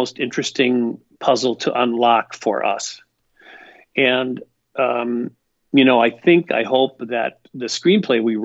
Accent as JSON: {"language": "English", "region": "Midwest", "country": "United States", "said": "I'm a son of the Midwest. I am proud of being a Midwesterner."}